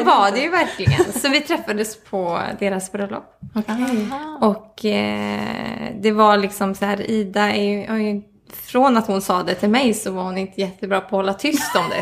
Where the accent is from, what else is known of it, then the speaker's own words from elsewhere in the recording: Mellerud, Västra Götaland, Sweden; also born or lived in Stockholm; now in Gothenburg, Sweden; jag kommer från Mellerud ursprungligen